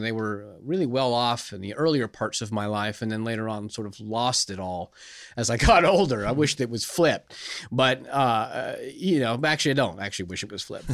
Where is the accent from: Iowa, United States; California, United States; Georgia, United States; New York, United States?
California, United States; moved away; when I was growing up in California